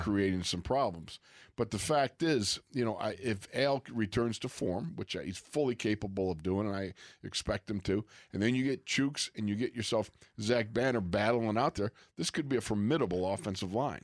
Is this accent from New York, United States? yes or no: yes; Buffalo, New York, United States; That's from my hometown